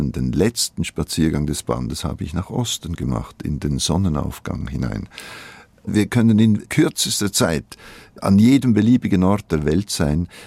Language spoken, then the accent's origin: German; Switzerland; first language Swiss German; Meine Muttersprache ist eigentlich ein schweizerdeutscher Dialekt.